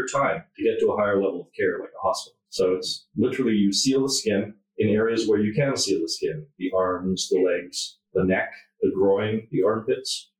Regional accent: Canada; I'm from Canada

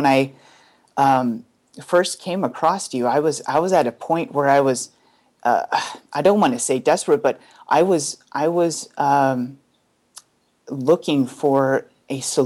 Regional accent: Bay Area, California, United States; I'm from the Bay Area here

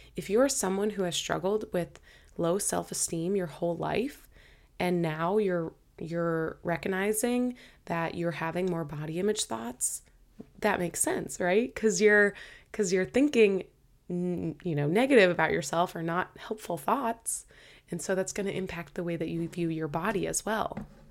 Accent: Boston, Massachusetts, United States; moved away as an adult; now in Hawaii, United States; my whole family is in Boston, so It's where I'm from

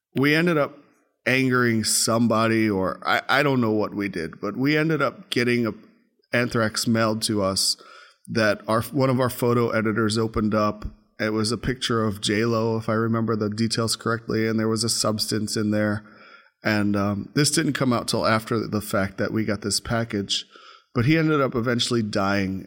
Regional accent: New York City, New York, United States; moved away as an adult; Grew up in Brooklyn, New York. Um, born in New York, lived in New York for the first twenty years of my life

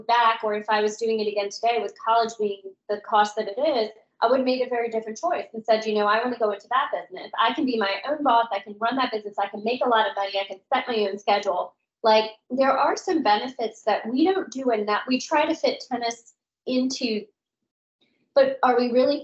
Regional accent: Florida, United States; moved away as an adult; also born or lived in Washington, D.C.; I'm from Florida originally, but I worked in D.C. for a long time.

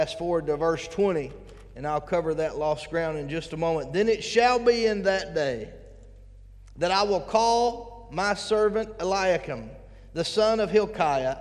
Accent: United States; we as American Christians

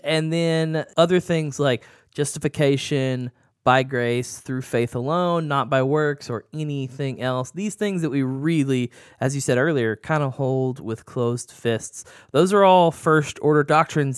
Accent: the South, United States; growing up in the South

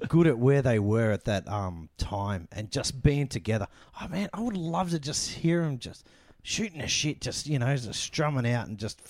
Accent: Australia; also born or lived in Philippines; we're Filipino. We're a Filipino Aussie family.

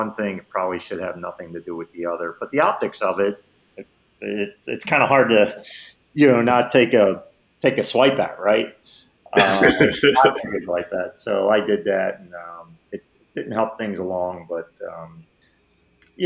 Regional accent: Philadelphia, Pennsylvania, United States; I'm from Philly

